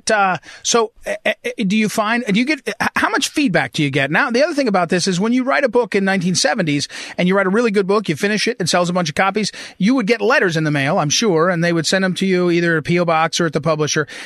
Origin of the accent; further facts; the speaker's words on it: New Jersey, United States; we grew up out in Jersey